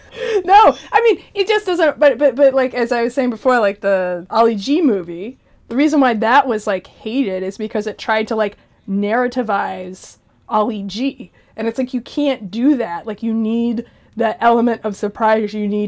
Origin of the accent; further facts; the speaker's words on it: United States; I'm American. I don't fucking know. Freedom fries.